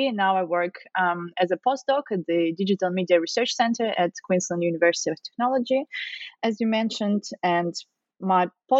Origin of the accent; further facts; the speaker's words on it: Russia; moved away as an adult; now in Australia; So originally I'm from Russia. I guess you could guess it from my surname. I came to Australia to work on my PhD